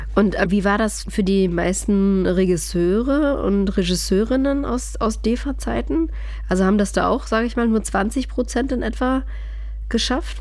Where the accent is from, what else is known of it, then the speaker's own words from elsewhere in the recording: East Germany, Germany; das Land, wo ich aufgewachsen bin